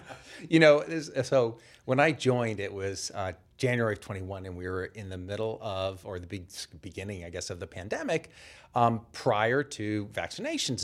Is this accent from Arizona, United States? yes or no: no; Boston, Massachusetts, United States; I'm from the Boston area originally